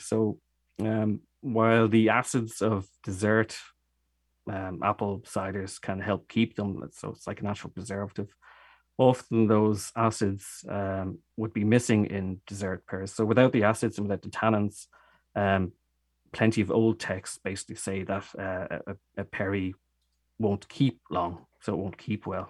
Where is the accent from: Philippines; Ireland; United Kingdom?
Ireland; Dublin, Leinster; accent: Irish; moved away as an adult; now in Germany; I am Irish. I'm from Dublin, and, uh, we moved to, uh, Germany thirteen years ago